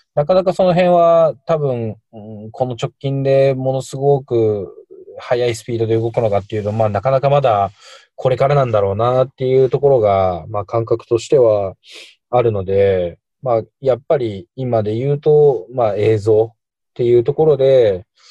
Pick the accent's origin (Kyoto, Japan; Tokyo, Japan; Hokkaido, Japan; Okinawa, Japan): Tokyo, Japan; moved away as an adult; also born or lived in Shiki, Saitama; now in Asakadai, Saitama, Japan; 東京出身なんですけど、結婚したタイミングで家族で埼玉に